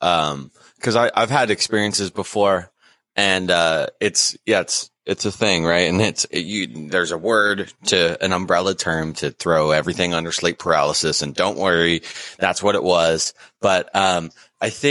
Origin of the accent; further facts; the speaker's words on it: Kelso, Washington, United States; also born or lived in Port Angeles, Washington / Sequim, Washington / Bellingham, Washington; I was born in Port Angeles and then Squam area, and then lived in Bellingham. And then I kind of grew up in Kelso, Washington